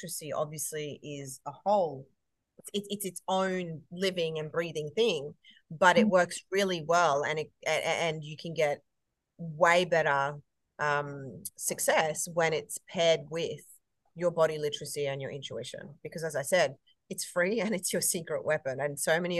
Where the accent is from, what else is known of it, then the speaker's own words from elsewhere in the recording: Queensland, Australia; I'm a Queenslander